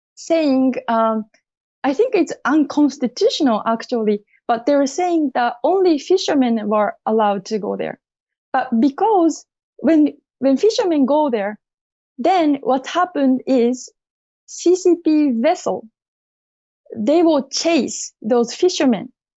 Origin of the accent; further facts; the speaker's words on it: Okinawa, Japan; I was born and raised in Okinawa